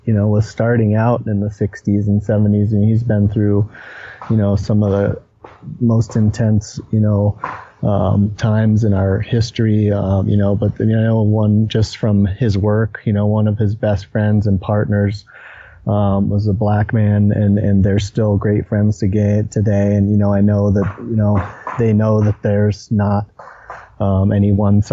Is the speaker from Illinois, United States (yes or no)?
no; Vermont, United States; moved away as an adult; now in Colorado Springs, United States; I grew up in Vermont, which is, you know, pretty far back east